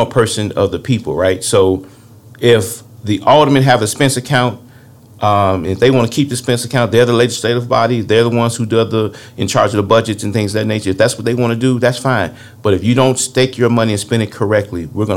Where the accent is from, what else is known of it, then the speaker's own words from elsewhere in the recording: Harvey, Illinois, United States; When I grew up in Harvey back in the 70s and 80s, we didn't even lock our front door or back door